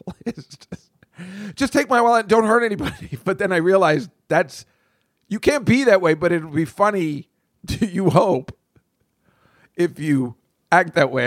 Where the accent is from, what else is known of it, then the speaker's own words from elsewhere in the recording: New Jersey, United States; I grew up in Jersey.